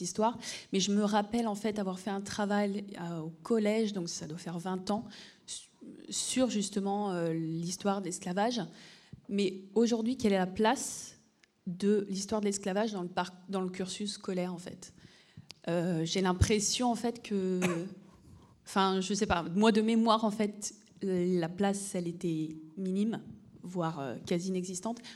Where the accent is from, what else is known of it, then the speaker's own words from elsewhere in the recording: Réunion; je suis originaire de La Réunion